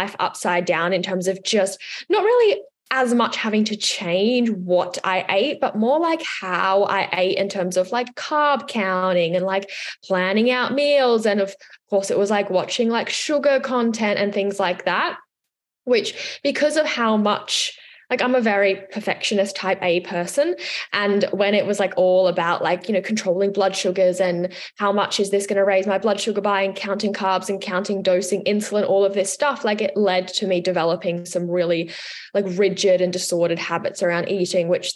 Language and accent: English; Switzerland; now in Australia; I'm from Switzerland